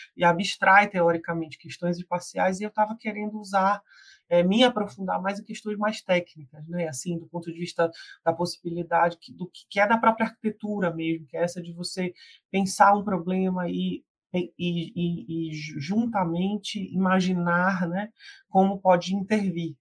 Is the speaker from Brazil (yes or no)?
yes; Belém, Pará, Brazil; eu ser de Belém do Pará, né? Eu sou uma mulher amazônica